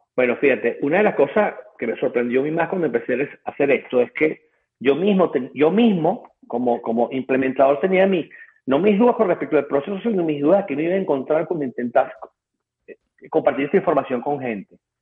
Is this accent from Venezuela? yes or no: yes; Venezuela; accent: Venezuelan; now in United States; yo soy venezolano